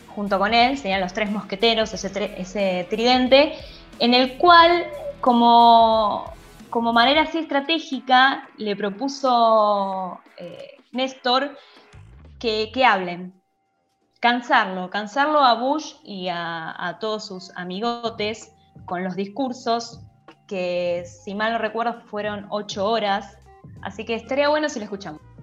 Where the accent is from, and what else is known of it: Argentina